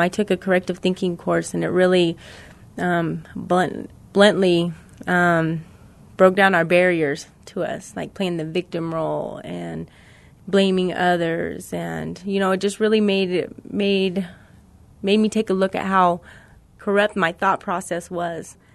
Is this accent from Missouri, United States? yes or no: yes; Missouri, United States; now in New Mexico, United States; I'm from Missouri